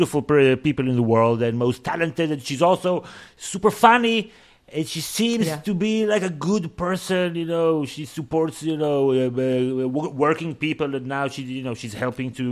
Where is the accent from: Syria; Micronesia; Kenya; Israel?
Israel; moved away as an adult; growing up in Israel